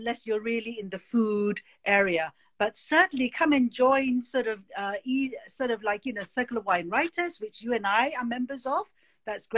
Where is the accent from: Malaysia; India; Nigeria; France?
Malaysia; moved away; also born or lived in United Kingdom / Boston; I was born in Malaysia. I was sent to boarding school.